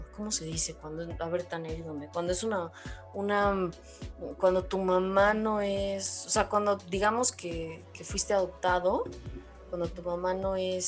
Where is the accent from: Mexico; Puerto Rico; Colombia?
Mexico; nosotros los mexicanos